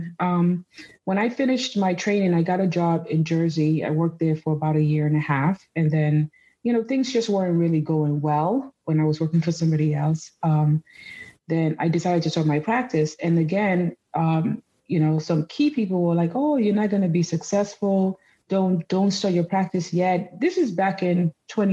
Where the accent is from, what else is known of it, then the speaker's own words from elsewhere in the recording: Nigeria; also born or lived in United States; now in New York, United States; So I was born in the U.S. to Nigerian parents. My parents came here to study. So they moved back to Nigeria in the 80s, the early 80s, after they had me and my siblings. So I grew up in Nigeria